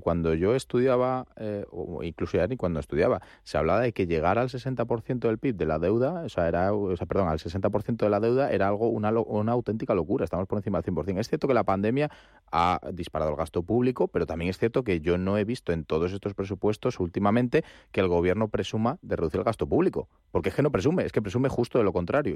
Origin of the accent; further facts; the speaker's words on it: Spain; ciudadano español